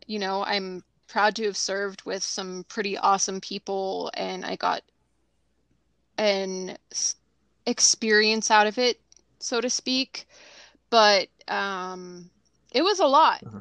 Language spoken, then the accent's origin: English; Southern California, United States; moved away; I'm originally from Southern California